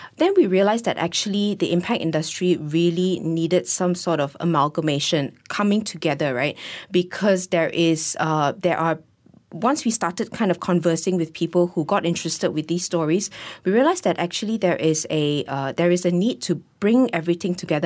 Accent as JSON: {"language": "English", "country": "Malaysia", "said": "as a Malaysian"}